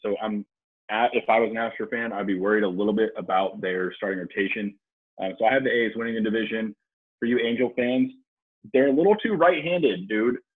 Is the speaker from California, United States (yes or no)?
yes; San Luis Obispo, California, United States; I grew up in San Luis Obispo, California